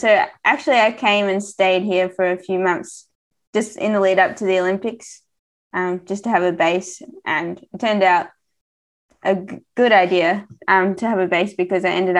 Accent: Melbourne, Victoria, Australia; now in Girona, Spain; I'm from Melbourne.

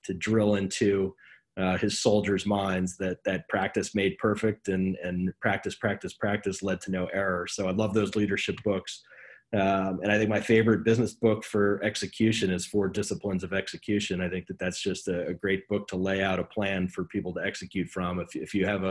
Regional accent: New Jersey, United States; also born or lived in Connecticut; I am from New Jersey. I still live in New Jersey. I have not ventured far.

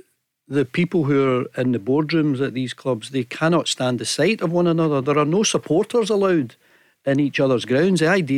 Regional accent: Glasgow, Scotland, United Kingdom; I'm born and bred in Glasgow.

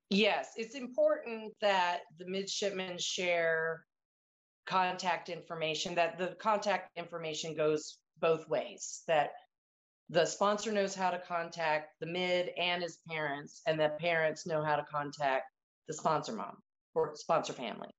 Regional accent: Annapolis, Maryland, United States; growing up in Annapolis, my parents actually sponsored one of the very first female midshipmen at the academy

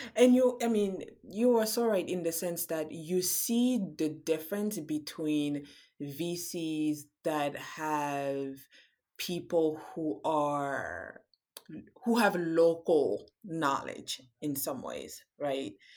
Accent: Cameroon; now in United States; I'm from Cameroon

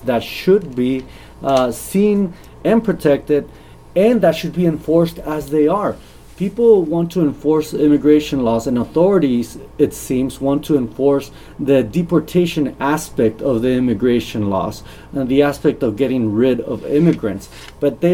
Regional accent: the Rio Grande Valley, Texas, United States; also born or lived in Miami; I grew up in the Valley. I was raised in the Valley

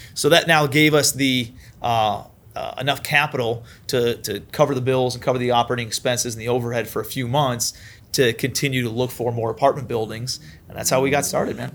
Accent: Cleveland, Ohio, United States; moved away as an adult; also born or lived in New York City; I'm from Cleveland, Ohio originally

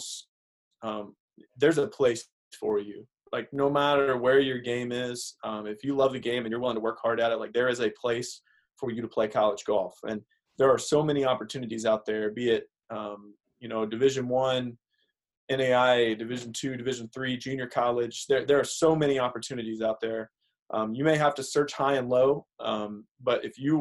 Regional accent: Southern Indiana, United States; I grew up in Southern Indiana, not exactly a huge golf area

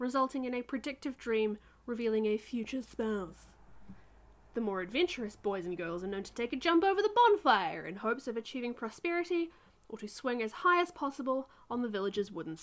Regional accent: New Zealand; my home country

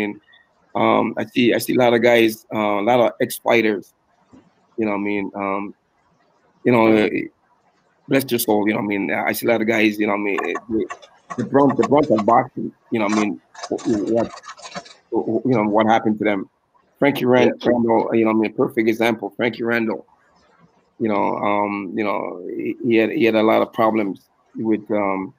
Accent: Toronto, Ontario, Canada; None of my guys came with me from Toronto. It was me alone as a Canadian going there to fight

